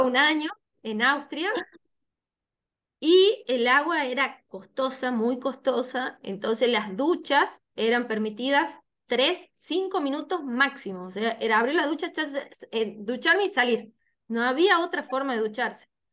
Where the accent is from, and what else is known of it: Tucumán, Argentina; born or raised there